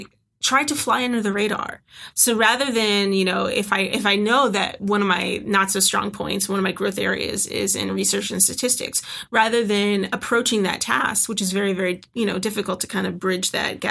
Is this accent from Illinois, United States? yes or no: yes; Chicago, Illinois, United States; moved away as an adult; also born or lived in Oregon; I'm originally from the Chicagoland area